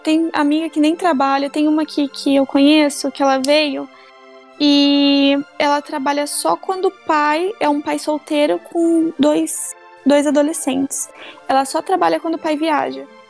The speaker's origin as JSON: {"language": "Portuguese", "country": "Brazil", "moved": "as an adult", "lives_now": "Arizona, United States"}